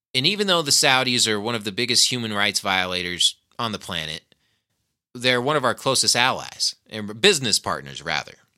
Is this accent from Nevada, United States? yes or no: yes; Nevada, United States; here at my home state